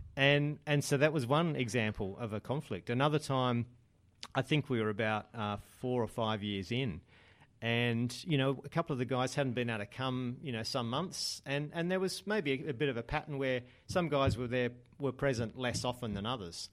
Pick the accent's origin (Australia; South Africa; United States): Australia; Adelaide, South Australia; moved away as an adult; now in Sydney, Australia; I'd moved from growing up in Adelaide to Sydney just at the time when I was starting a business